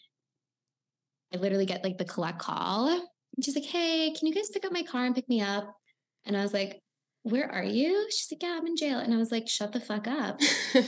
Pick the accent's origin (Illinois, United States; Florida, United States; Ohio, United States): Florida, United States; Miami; I'm from Miami